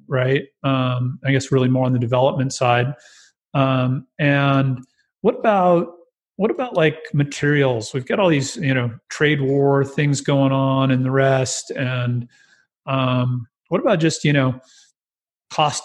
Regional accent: California, United States; I was born and raised in California

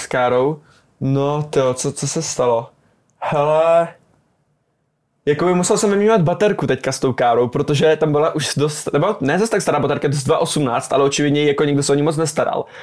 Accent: Brno, South Moravian Region, Czechia; ofiko v Brně, narodil jsem se v Brně a pořád jsem v Brně

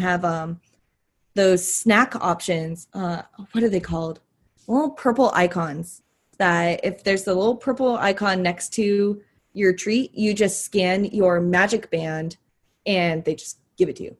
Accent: Arizona, United States; I'm from Arizona. I'm from the dry heat. I'm not used to humidity

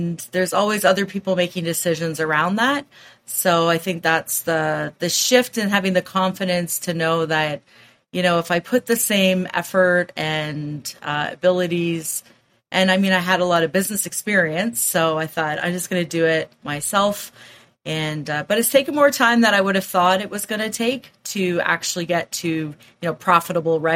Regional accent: Waterloo, Ontario, Canada; I'm from Waterloo, Ontario, Canada

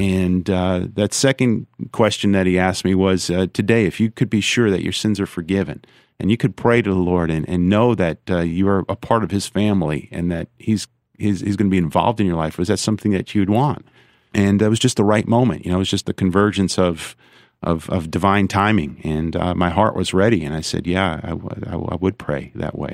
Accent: New York, United States; also born or lived in Brooklyn / Long Island; I grew up in New York State, uh, born in Brooklyn, raised in Long Island and upstate

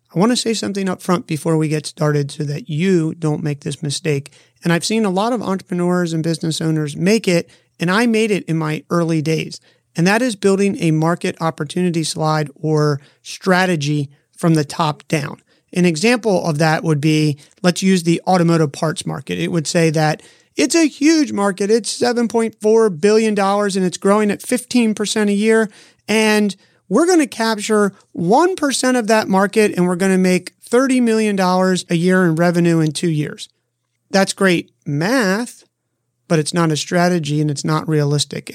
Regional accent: Half Moon Bay, California, United States; my hometown of Half Moon Bay, California

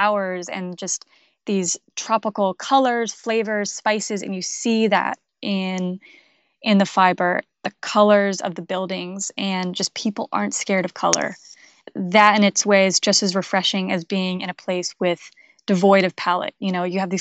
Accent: outside of Boston, Massachusetts, United States; I grew up actually outside of Boston

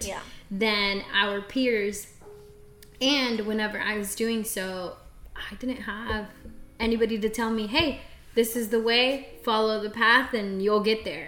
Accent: Central Texas, United States; also born or lived in Xochitepec, Morelos, Mexico; I am a Texas girl. I was raised in Central Texas, a little small town, but I'm originally from Xochitepec, Morelos.

